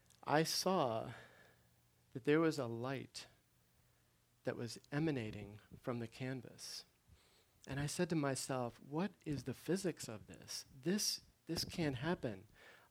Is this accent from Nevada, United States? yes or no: no; Maryland, United States; now in Chicago, United States; I grew up in Maryland